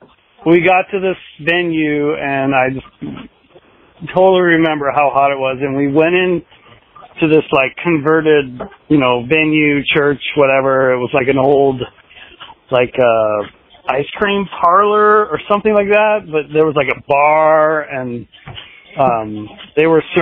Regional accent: Seattle, Washington, United States; No, Seattle, actually. That's where we made all the awesome music back in the day.

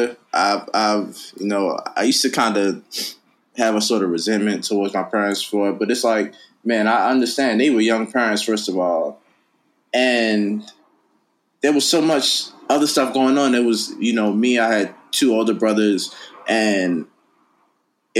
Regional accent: Baltimore, Maryland, United States; I grew up in Baltimore, Maryland

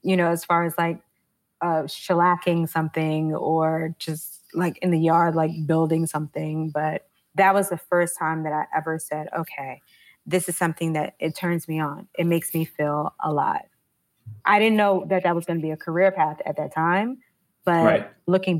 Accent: New York City, New York, United States; I grew up in Harlem during the crack era in the 80s.

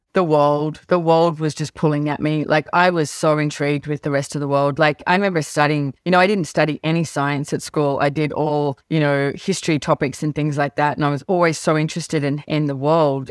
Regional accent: Sydney, New South Wales, Australia; I loved growing up in Sydney.

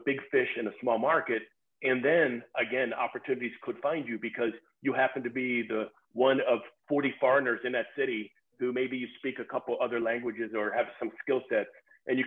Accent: United States; me being an American with the ugly American type of attitude

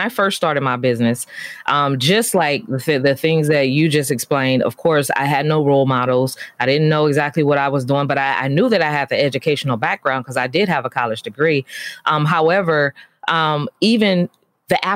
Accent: San Francisco, California, United States; I grew up in San Francisco in the urban community.

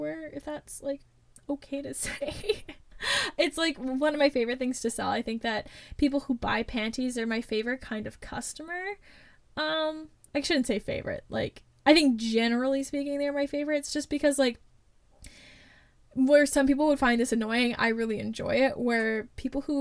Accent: Canada; as a Canadian

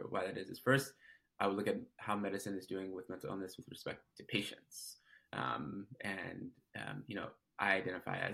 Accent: Detroit, Michigan, United States; also born or lived in San Francisco, California / Massachusetts; now in Seattle, United States; I'm originally from Detroit, Michigan.

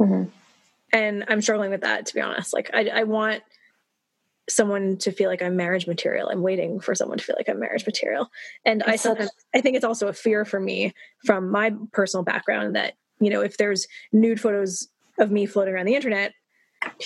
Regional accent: Canada; I grew up in Canada in a liberal country

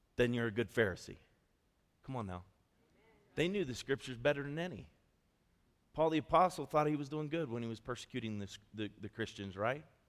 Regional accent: Ohio, United States; moved away as an adult; now in Colorado Springs, United States; I came from Ohio

